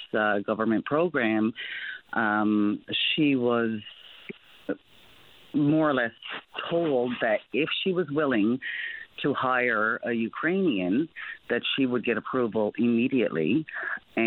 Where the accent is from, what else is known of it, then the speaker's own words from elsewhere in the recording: Newfoundland and Labrador, Canada; moved away as an adult; also born or lived in Ontario; I'm originally from Newfoundland, and I moved to Ontario about 25 years ago